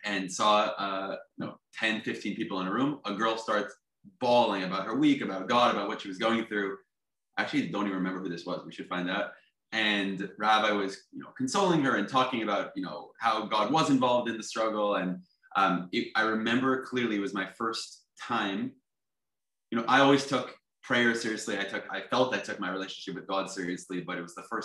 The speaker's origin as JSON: {"language": "English", "town": "Teaneck", "region": "New Jersey", "country": "United States", "tie": "born or raised there", "also_born_or_lived": "East Village, New York", "moved": "as an adult", "lives_now": "New York, United States", "said": "I grew up in Teaneck, New Jersey"}